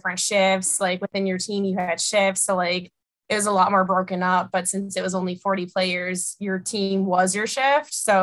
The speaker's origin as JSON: {"language": "English", "town": "Buffalo", "region": "New York", "country": "United States", "tie": "born or raised there", "said": "growing up in Buffalo, like hockey and watching the Sabres is always a fun pastime for me"}